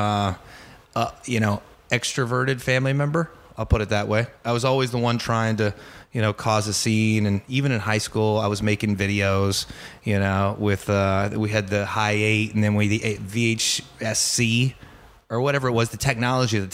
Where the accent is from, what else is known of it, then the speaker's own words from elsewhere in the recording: Angleton, Texas, United States; moved away as an adult; also born or lived in Bryan, Texas / New York City; I grew up outside of Houston, about 40 miles outside of Houston, in a little small town called Angleton